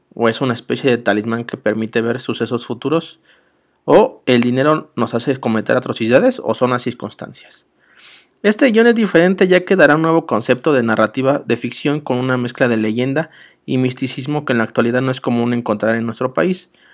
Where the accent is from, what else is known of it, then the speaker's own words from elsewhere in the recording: Mexico City, Mexico; Soy de la Ciudad de México